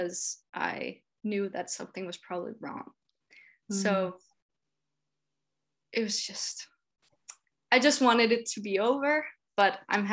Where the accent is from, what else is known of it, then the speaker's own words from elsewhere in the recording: Denmark; I'm from Denmark.